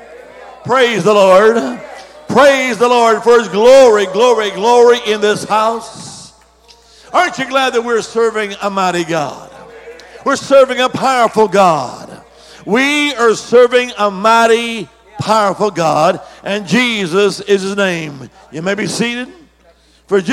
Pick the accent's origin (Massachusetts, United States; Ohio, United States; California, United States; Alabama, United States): Alabama, United States; also born or lived in Dominican Republic; now in Virginia, United States; originally I'm from the Holy Land. I am Alabama